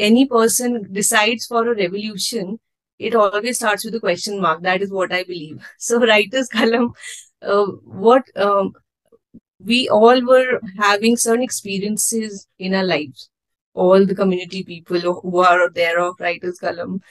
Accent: Himachal Pradesh, India; I come from Himachal Pradesh

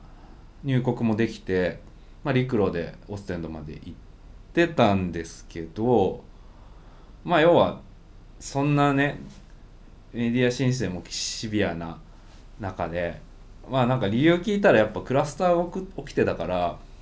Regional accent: Japan; 日本から来たんです

